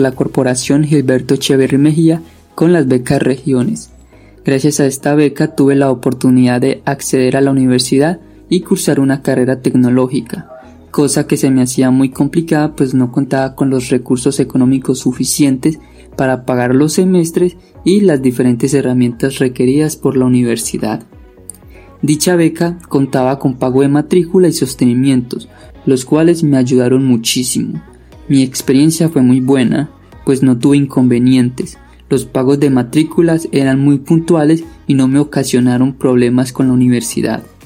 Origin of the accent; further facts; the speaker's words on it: Antioquia, Colombia; soy del municipio de Daiba, Antioquia